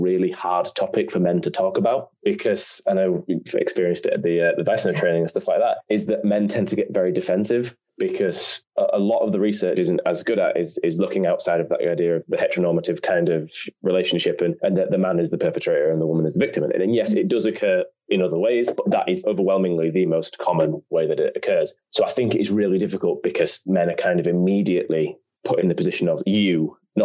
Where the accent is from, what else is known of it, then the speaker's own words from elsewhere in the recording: United Kingdom; as British people generally we're very prudish